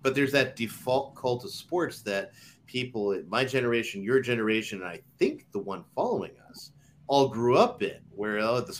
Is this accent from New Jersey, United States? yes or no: no; Connecticut, United States; I grew up in Connecticut